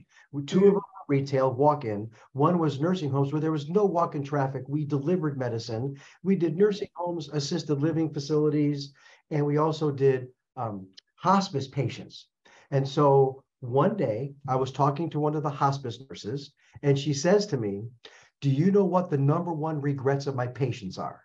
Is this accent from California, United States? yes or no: no; Chicago, Illinois, United States; moved away as an adult; also born or lived in St. Louis, Missouri; now in Arizona, United States; Born and raised in Chicago, went to school in St. Louis, couldn't stand the cold weather anymore. So now I reside in Arizona